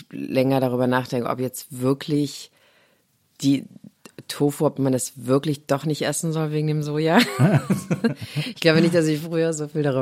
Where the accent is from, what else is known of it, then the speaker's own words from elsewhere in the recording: Saarlouis, Saarland, Germany; moved away as an adult; also born or lived in Los Angeles; ich komme aus Louis